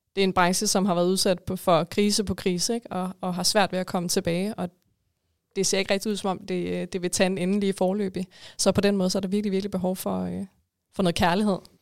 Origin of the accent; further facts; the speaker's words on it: Denmark; som danskere